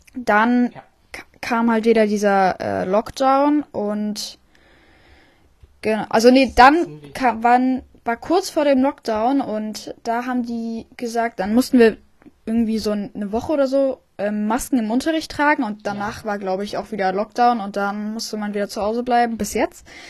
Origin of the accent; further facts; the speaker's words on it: Friedland, Mecklenburg-Vorpommern, Germany; ich komme auch aus Friedland